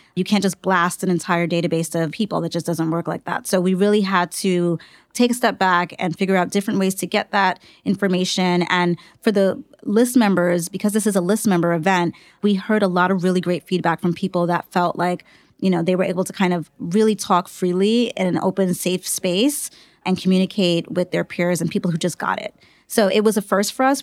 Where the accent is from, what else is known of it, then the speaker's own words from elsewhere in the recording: New York City, New York, United States; I grew up in the Bronx